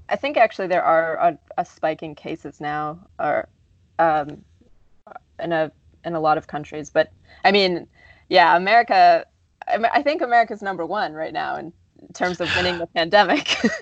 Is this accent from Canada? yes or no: yes; Canada; now in United States; I'm Canadian